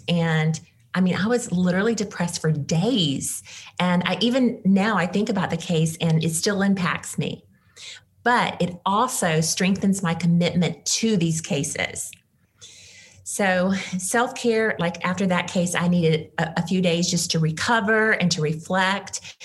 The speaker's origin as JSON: {"language": "English", "region": "Mississippi", "country": "United States", "tie": "born or raised there", "moved": "yes", "said": "as a former Mississippian"}